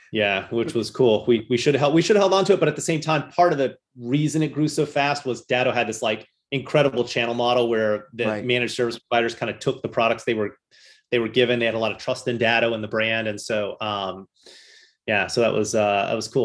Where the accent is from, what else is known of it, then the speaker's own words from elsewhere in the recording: Louisville, Kentucky, United States; moved away as an adult; now in Boston, United States; I grew up in uh, Louisville, Kentucky